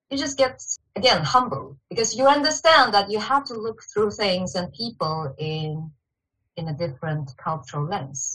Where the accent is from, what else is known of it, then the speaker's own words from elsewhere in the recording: Shanghai, China; moved away as an adult; also born or lived in Beijing, China; now in Sweden; I grew up in Shanghai, China. And I spent quite some years in Beijing and studying also.